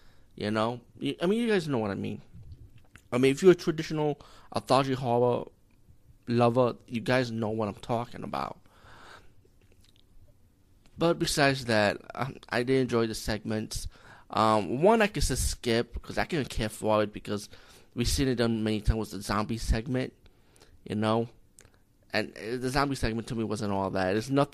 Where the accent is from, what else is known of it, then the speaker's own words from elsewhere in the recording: India; as being Indian